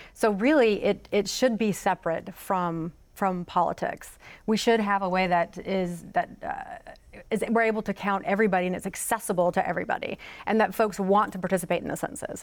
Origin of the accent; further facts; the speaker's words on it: Florence, South Carolina, United States; I grew up in Florence, South Carolina